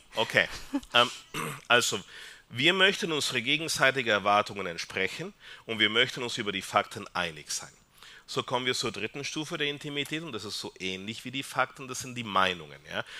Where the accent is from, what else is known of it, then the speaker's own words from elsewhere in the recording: Peru; German is a second language; now in Austria; ich komme aus Peru.